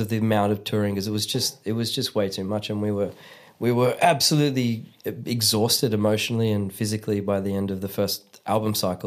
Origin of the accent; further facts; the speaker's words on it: Melbourne, Victoria, Australia; moved away as an adult; now in Germany; I grew up in Australia, not not really ever feeling completely Australian or completely Italian or completely Scottish.